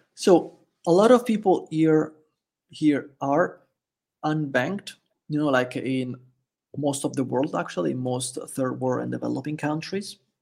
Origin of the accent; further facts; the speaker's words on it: Italy; first language Italian; English is a second language; also born or lived in Jacksonville, Florida; now in El Salvador; I'm also from Italy